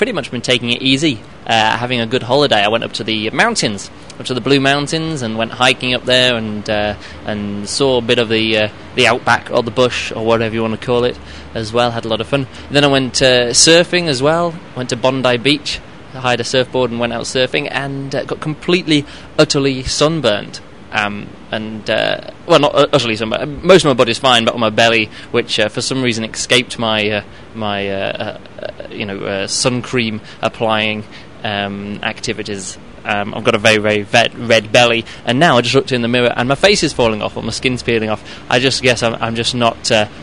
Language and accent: English; England, United Kingdom; moved away as an adult; now in Berlin, Germany; I'm from England, but I live in Berlin, in Germany